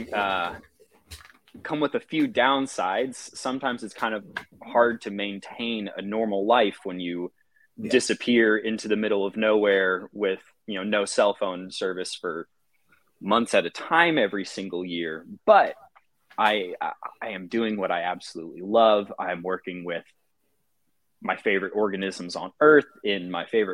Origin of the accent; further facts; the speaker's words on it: Central Texas, United States; I grew up in Central Texas.